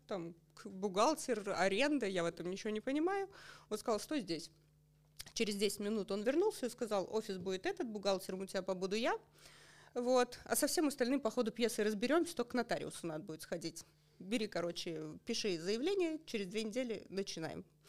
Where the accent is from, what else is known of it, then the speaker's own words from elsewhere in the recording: Otradny, Russia; moved away; Сама я родом из Отрадного, а мои родители до сих пор живут там.